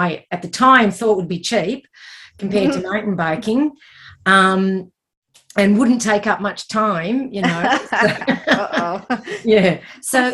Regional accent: Melbourne, Victoria, Australia; also born or lived in Glasgow, Scotland; I've basically lived here all my life became a citizen, you know, when I was in my 20s. So in Victoria, obviously.

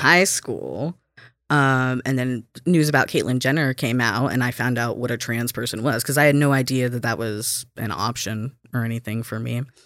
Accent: Alabama, United States; moved away as an adult; also born or lived in Kansas; now in Minnesota, United States; I was born in Kansas, um, but I grew up in Alabama.

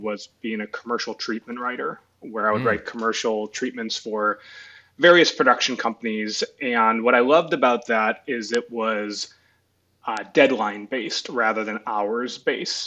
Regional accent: Chicago, Illinois, United States; moved away; I grew up in Chicago, went to USC

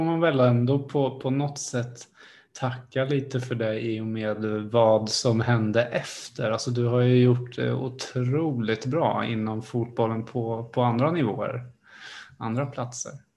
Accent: Sparreholm, Södermanland, Sweden; jag kommer ju från Sparreholm, det är eh, granne med eh, Malmköping och jag spelade ju fotboll i de här lagarna

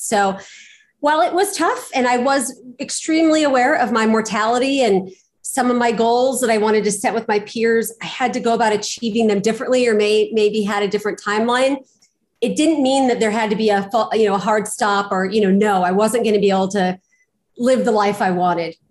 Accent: Pasadena, California, United States; I was born and raised in Pasadena, California

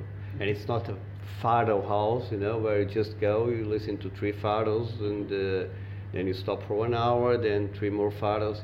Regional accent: Mozambique; also born or lived in Cape Town, South Africa; now in Lisbon, Portugal; I grew up in Mozambique

